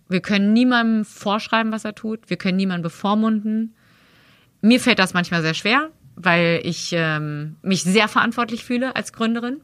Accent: Berlin, Germany; moved away as an adult; also born or lived in Cologne; Ich komme halt aus dem Westberlin

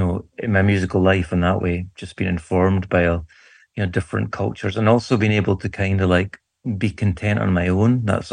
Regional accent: Irvine, Scotland, United Kingdom; born there; Oh, I was born in Irvine, which is on the west coast of Scotland in Ayrshire, in 1976.

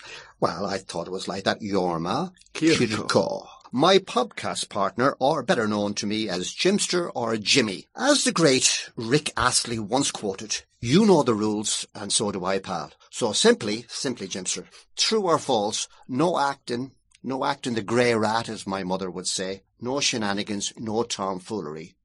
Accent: Ballina, Connacht, Ireland; my hometown, Ballina

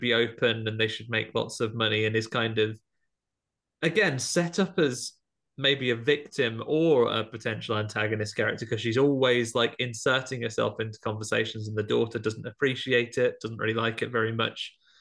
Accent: United Kingdom; as a British person

